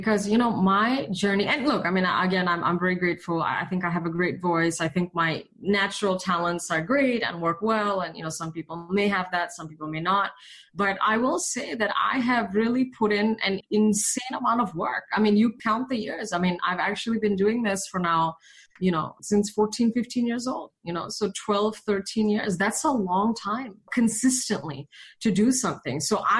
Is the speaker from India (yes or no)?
yes; India; accent: British and Indian; also born or lived in Malaysia; now in United States; So my foundations are Asian. So British school in Malaysia, English school in India. So my accent was actually like British and Indian when I came to the States